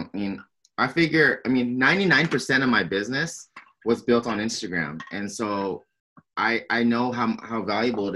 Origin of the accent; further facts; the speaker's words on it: San Diego, California, United States; born and raised in San Diego, California